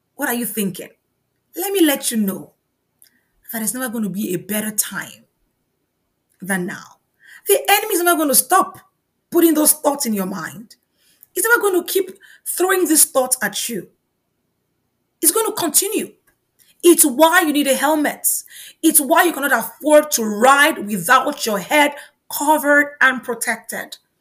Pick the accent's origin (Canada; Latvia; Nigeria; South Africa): Nigeria; moved away; In my home country, Nigeria